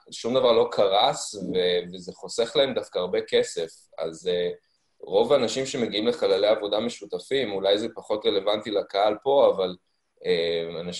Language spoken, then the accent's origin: Hebrew; United States; also born or lived in Africa; now in Haifa, Israel; אני בעצם יחסית חדש לחיפה, למרות שהמקורות שלי הם פה, אבל אה, גדלתי לרוב בחו"ל, בארצות הברית ובאפריקה, והגעתי לארץ לפני בערך 11-12 שנים